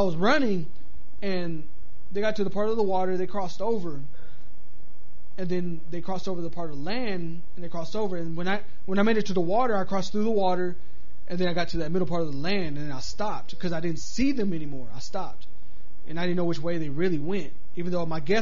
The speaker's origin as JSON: {"language": "English", "town": "Levelland", "region": "Texas", "country": "United States", "tie": "born or raised there", "moved": "yes", "said": "back in my hometown where I'm from."}